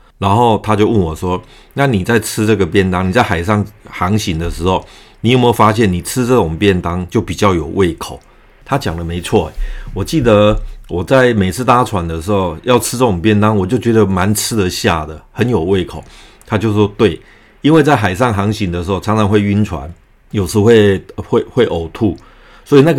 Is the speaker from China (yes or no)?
no; Taiwan; 而今天我即将离开台湾，这也是我这一生中第一次离开台湾本岛